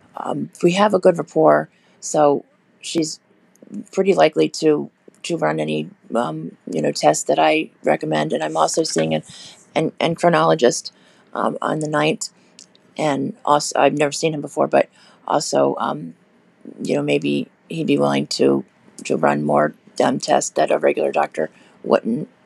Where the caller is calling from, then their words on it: Florida, United States; I'm calling from Florida in the U S.